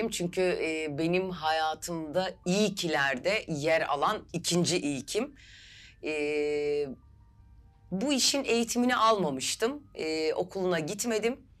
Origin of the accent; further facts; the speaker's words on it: Istanbul, Turkey; 1979 İstanbul doğumluyum.